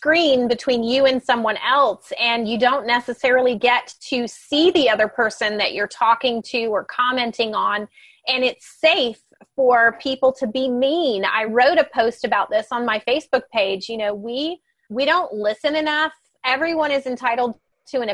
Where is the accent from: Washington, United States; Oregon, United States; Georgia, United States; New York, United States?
Georgia, United States; I was born in Georgia